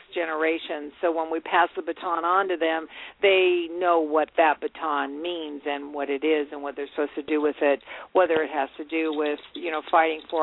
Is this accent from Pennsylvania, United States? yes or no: yes; Johnstown, Pennsylvania, United States; I was born in Johnstown, Pennsylvania